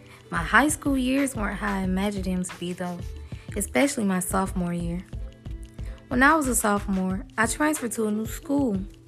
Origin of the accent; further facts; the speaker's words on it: Dublin, Georgia, United States; I was heading out the door to my new school in my hometown, Dublin, Georgia.